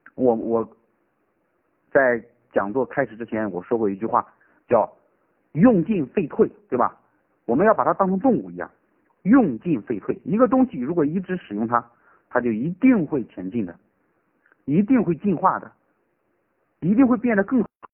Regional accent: Shaanxi, China; now in Chengdu, China; 我的老家呢是陕西的，我是成都的老师

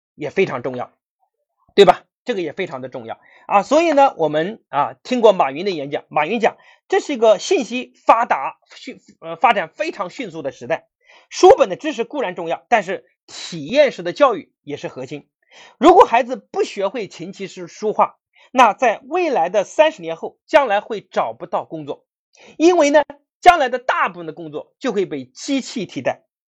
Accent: Anhui, China; 我是安徽人

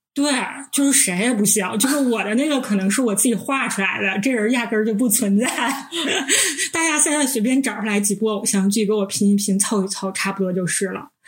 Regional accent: Northeast China, China; 我们是三个来自东北的 ladies

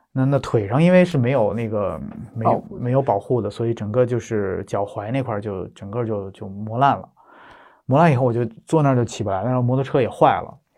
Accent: Beijing, China; 从小在北京出生长大，然后上学读书

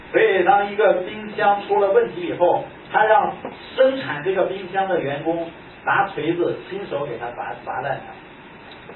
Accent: China; 我们中国人

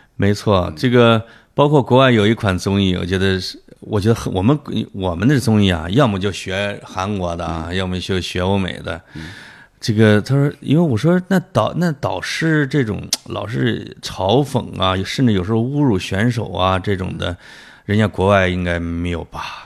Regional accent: China; 我们中国人的窦

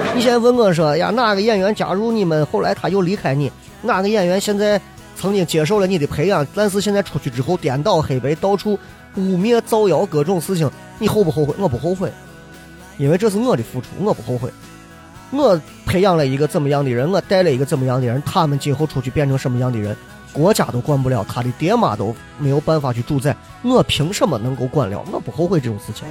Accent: Xi'an, Shaanxi, China; accent: Xi'an dialect; 我不知道你们能不能听懂我们的方言，但是我的方言仍然是洋气的西安话，我不是那种土锤西安话，洋气的西安话

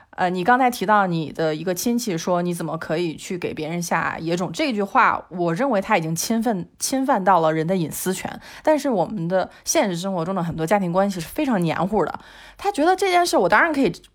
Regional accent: China; 我们中国人其实是把父母当宗教看的

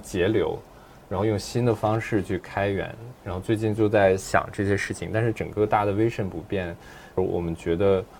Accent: Dalian, Liaoning, China; now in Shanghai, China; 我当时就在我的老家大连过春节

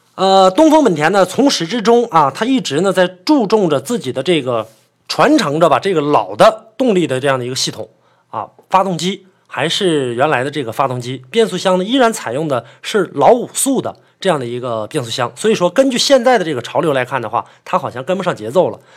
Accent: Northeast China, China; 在我们北方，因为我是北方人嘛，在这个东北

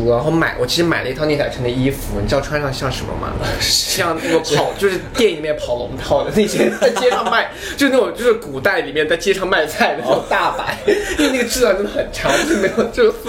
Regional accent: China; moved away; 因为我小时候在国内过过圣诞节

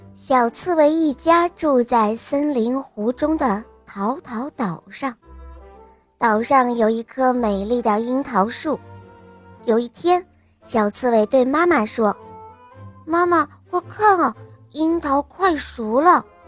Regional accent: Northeast China, China; 今年五十岁了，我来自东北

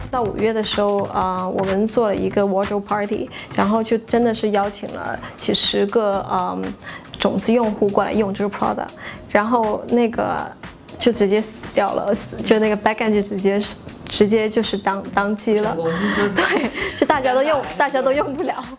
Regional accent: China; moved away; 当时只有我一个中国人

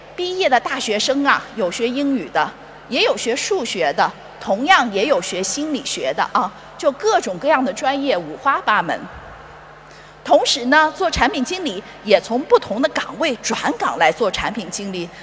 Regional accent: China; 我们中国人

